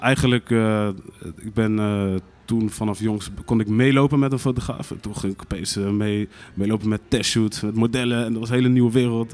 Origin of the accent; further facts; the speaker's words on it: Rotterdam, South Holland, Netherlands; ik ben in Rotterdam-West opgegroeid.